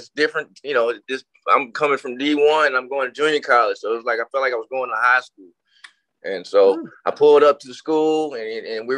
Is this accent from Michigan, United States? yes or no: no; Texas, United States; I was a kid from Texas